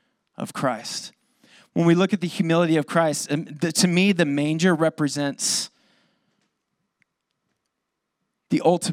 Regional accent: Lakeside, California, United States; I grew up in East County. I'm sad to say I'm a lakeside boy through and through.

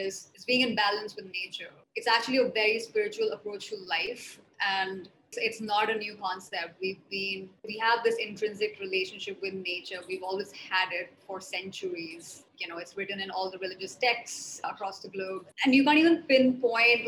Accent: New Delhi, Delhi, India; also born or lived in mountains of northern India (Himalayas) / Mumbai / Netherlands; So I grew up in New Delhi. I spent a lot of my time. I did all my schooling in New Delhi

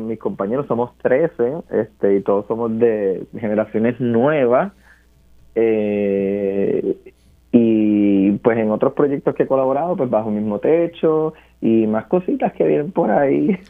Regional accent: Barranquitas, Puerto Rico; yo soy de Barranquitas

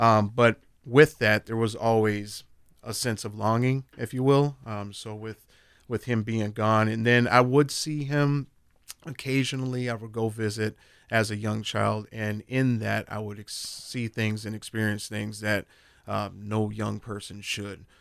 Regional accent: Minneapolis, Minnesota, United States; I grew up in North Minneapolis

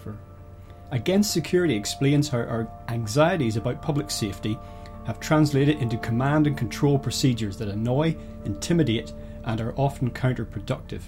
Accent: Northern Ireland, United Kingdom; I grew up in Northern Ireland, which was a really quite violent place throughout the 70s and most of the 80s

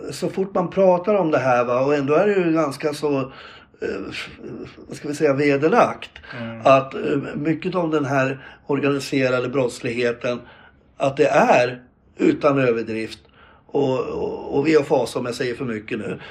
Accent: Gävle, Gävleborg County, Sweden; jag är själv eh, född och uppväxt på Brynäs

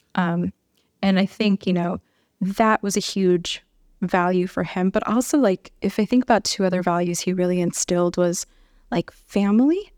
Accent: Chicago, Illinois, United States; moved away as an adult; also born or lived in Milwaukee, Wisconsin / Tucson, Arizona; now in Albuquerque, United States; I'm originally from Chicago

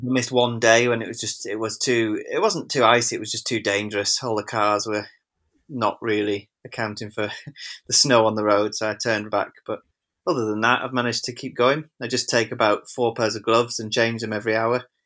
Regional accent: Wigan, North West England, United Kingdom; now in Macclesfield, United Kingdom; I'm from Wigan, but we live here

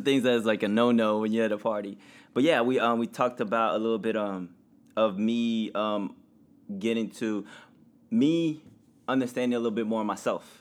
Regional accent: Indiana, United States; growing up in Indiana with no other family

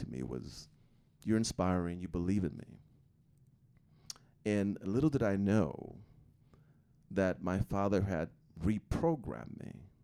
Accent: outside Chicago, Illinois, United States; now in Utah, United States; growing up outside Chicago with six boys and older siblings

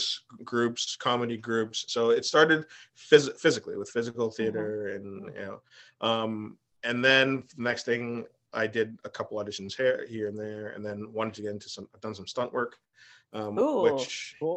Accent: Markham, Ontario, Canada; also born or lived in Richmond Hill; I grew up in Markham and went to high school in Richmond Hill because of French immersion.

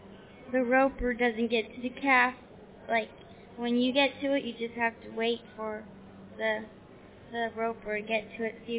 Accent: Elko, Nevada, United States; Elko, Nevada.

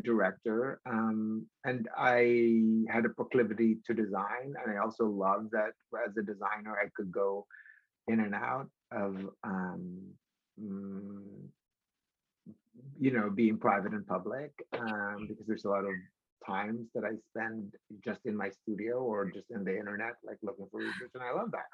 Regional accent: Philippines; born and raised in the Philippines

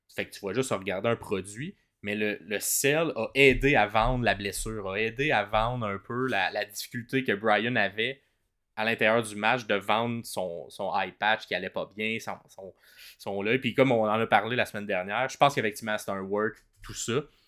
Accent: Ottawa, Ontario, Canada; moved away; je viens d'Ottawa à la base.

